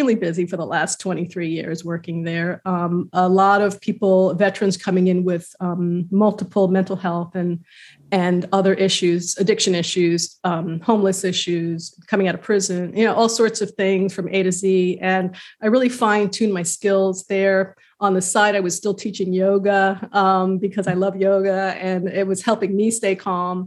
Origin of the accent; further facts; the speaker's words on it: New York City, New York, United States; also born or lived in San Diego, California; now in Savannah, United States; I grew up in New York City in kind of a rough part of town